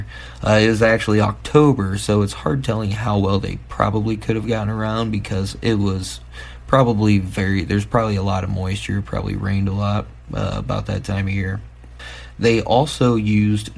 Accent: Midwest, United States; I'm from the Midwest

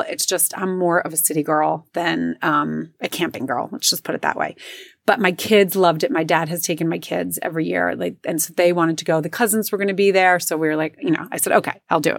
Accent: New Jersey, United States; I grew up in New Jersey

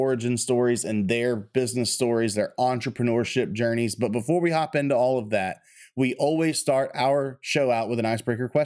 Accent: Texas, United States; myself growing up in Texas

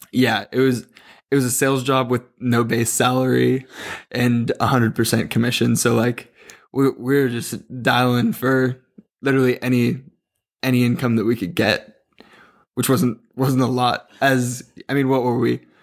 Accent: Southern California, United States; also born or lived in Chico, California; I grew up in SoCal

